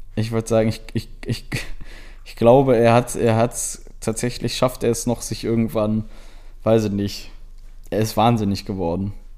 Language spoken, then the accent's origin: German; Germany; ich halt als Deutscher